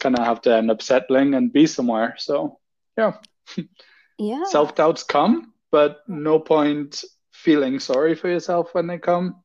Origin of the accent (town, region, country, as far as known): Trinidad & Tobago; moved away as an adult; also born or lived in United Kingdom; now in Germany